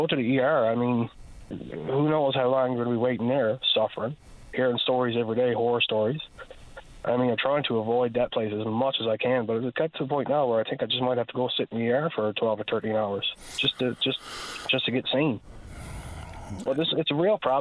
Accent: Rand Bay, Newfoundland and Labrador, Canada; moved away as an adult; now in St. John's, Canada; I'm living in St. John's. I'm from Rand Bay originally, but I've been here now for the past 3 or 4 years

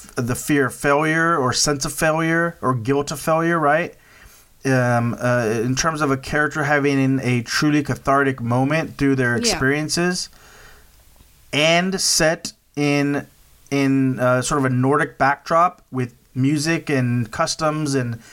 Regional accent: United States; as an American

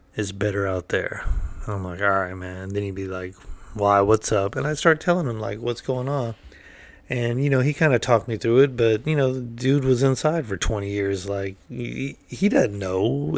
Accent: United States; I'm an American

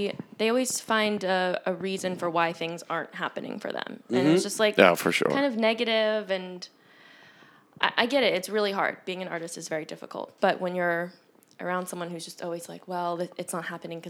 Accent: New York, United States; moved away as an adult; And growing up in New York, I had never heard of that term, actually.

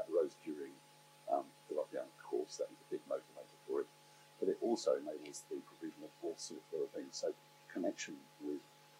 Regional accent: Southampton, South East England, United Kingdom; I'm from Southampton, Itchen, CLP.

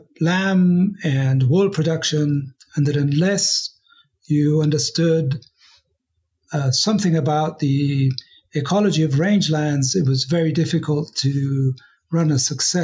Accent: Argentina; moved away as an adult; also born or lived in Colorado, United States / Patagonia, Argentina; now in New Mexico, United States; I am an immigrant from Argentina, and that's the reason for the unusual name.

